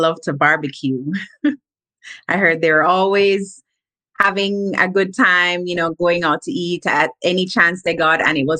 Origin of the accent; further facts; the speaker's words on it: Jamaica; moved away as an adult; now in North Carolina, United States; I'm a registered nurse, and I am from Jamaica. I have been in North Carolina now for, I want to say, a little bit over a year. I'm almost at my 2-year mark